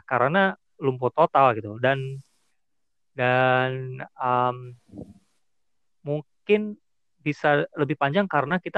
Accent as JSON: {"language": "Indonesian", "town": "Pemalang", "region": "Central Java", "country": "Indonesia", "said": "Ya gue kan asalnya Pemalang."}